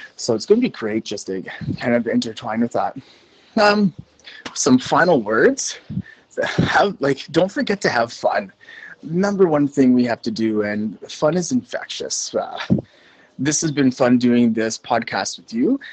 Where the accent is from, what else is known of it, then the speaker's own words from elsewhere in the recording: Canada; moved away as an adult; also born or lived in Alberta, Canada; now in Macau; I am in Macau right beside Hong Kong. I'm originally Canadian.